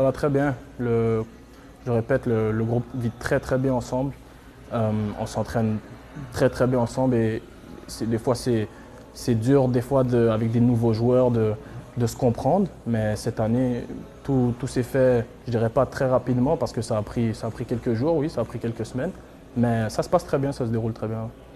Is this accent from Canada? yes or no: yes; Montreal, Quebec, Canada; je viens de Montréal